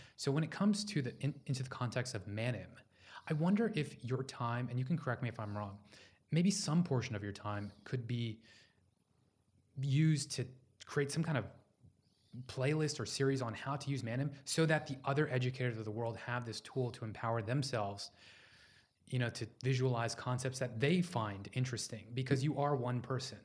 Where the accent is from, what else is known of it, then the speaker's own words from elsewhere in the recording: Houston, Texas, United States; I was born in Houston, Texas.